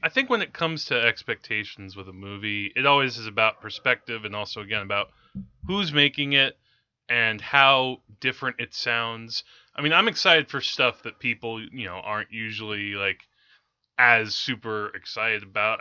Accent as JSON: {"language": "English", "town": "Teaneck", "region": "New Jersey", "country": "United States", "tie": "born or raised there", "said": "growing up in Teaneck"}